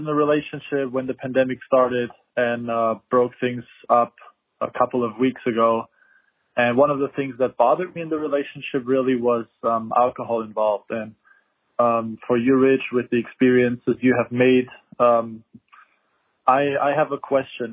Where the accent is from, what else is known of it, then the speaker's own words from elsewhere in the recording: Germany; moved away as an adult; now in Las Vegas, United States; I'm originally from Germany. Um, I live in Las Vegas now for a year.